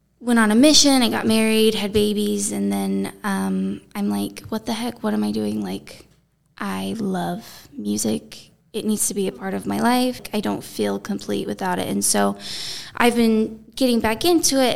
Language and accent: English; Thatcher, Arizona, United States; accent: little twang; moved away; I grew up in Thatcher, Arizona